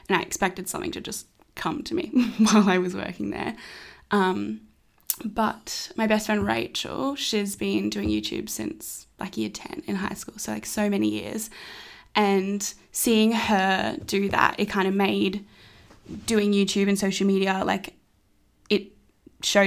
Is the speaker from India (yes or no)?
no; Brisbane, Queensland, Australia; I was born in Brisbane, two parents, two brothers, one older, one younger